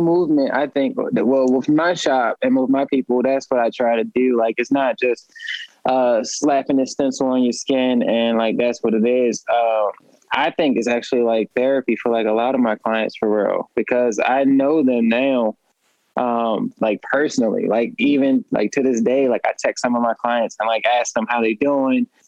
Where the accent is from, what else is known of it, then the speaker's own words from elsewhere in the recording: upstate New York, United States; now in Baltimore, United States; I'm originally from upstate New York. Um, I've been here in Maryland and Baltimore since '97